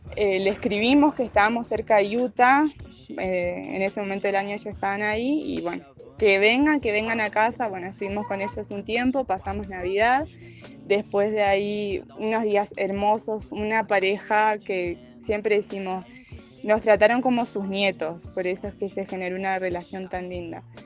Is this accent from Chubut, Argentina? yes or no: no; Santa Fe, Argentina; moved away; Los dos somos de Argentina, de la provincia de Santa Fe, de distintas partes de, esa provincia.